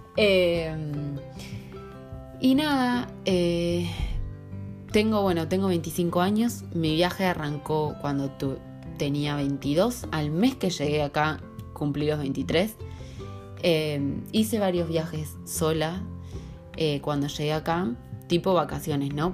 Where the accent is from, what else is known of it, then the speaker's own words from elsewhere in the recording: Salto Grande, Santa Fe, Argentina; moved away as an adult; also born or lived in Rosario, Argentina; now in Dublin, Ireland; Soy eh, soy argentina, soy de un pueblo muy chiquitito que se llama Salto Grande, eh, que está en la provincia de Santa Fe, en el centro de Argentina